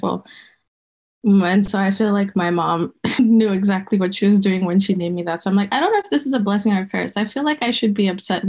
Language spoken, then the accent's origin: English; Botswana; moved away as an adult; now in United States; I grew up in Botswana